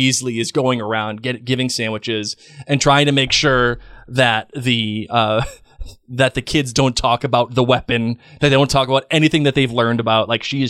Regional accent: United States; I ain't British. I'm American.

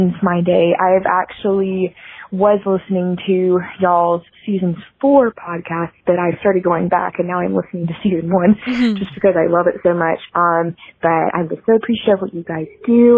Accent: Alabama, United States; I am from Alabama

